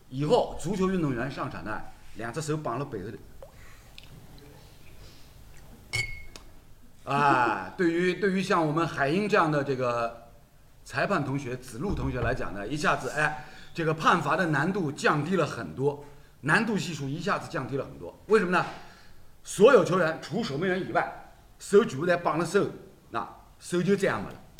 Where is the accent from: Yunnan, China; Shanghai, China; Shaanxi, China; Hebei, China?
Shanghai, China; 阿拉作为上海人，从小看球